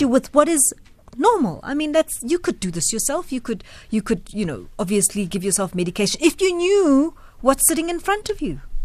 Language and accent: English; South Africa; a South African citizen